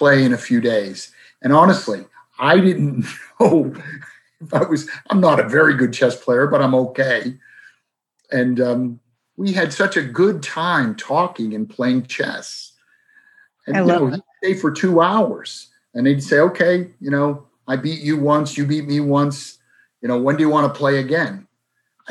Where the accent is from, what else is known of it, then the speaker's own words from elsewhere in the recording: Boston, Massachusetts, United States; a man who I grew up with in South Boston